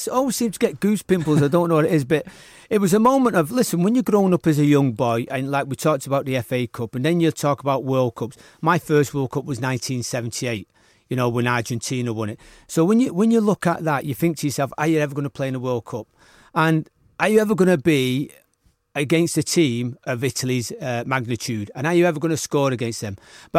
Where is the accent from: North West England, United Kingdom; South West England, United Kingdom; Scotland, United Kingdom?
North West England, United Kingdom; Liverpool; it was growing up in Liverpool was always there, wasn't it?